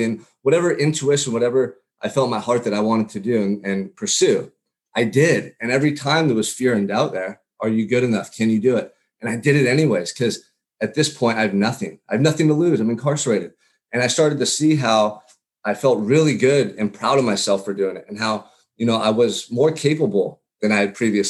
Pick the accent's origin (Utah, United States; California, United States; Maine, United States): California, United States; Santa Barbara; growing up in Santa Barbara, California.